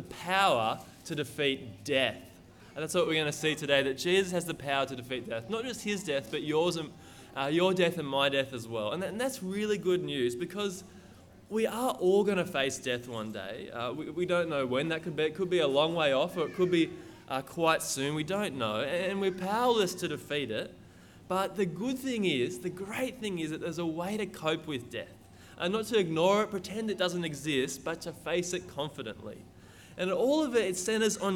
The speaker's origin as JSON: {"language": "English", "town": "Lismore", "region": "New South Wales", "country": "Australia", "moved": "as an adult", "lives_now": "Brisbane, Australia", "said": "I'm from Lismore, Northern New South Wales, same place as Ross and Bill Boland"}